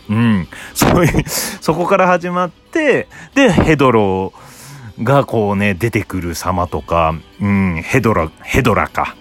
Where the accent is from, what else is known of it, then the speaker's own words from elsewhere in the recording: Obihiro, Hokkaido, Japan; now in Tokyo, Japan; 僕の故郷が北海道の帯広